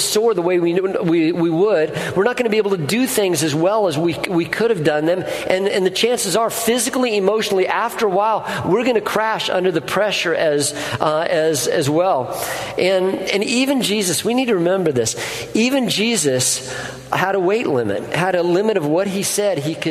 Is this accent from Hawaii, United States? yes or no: no; Colorado, United States; moved away; I grew up in Colorado, and we had a wood-burning stove